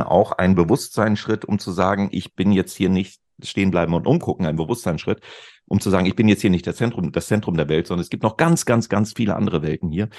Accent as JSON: {"language": "German", "town": "Celle", "region": "Lower Saxony", "country": "Germany", "tie": "born or raised there", "said": "in meiner Heimatstadt, in der Stadt, in der ich aufgewachsen bin, Celle in Niedersachsen, nördlich von Hannover"}